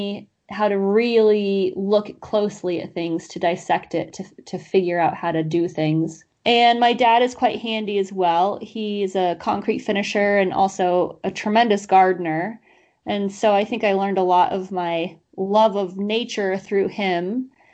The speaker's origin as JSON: {"language": "English", "town": "Glenwood Springs", "region": "Colorado", "country": "United States", "tie": "born or raised there", "moved": "as an adult", "lives_now": "Catskills, United States", "said": "I had a wonderful childhood in Glenwood Springs"}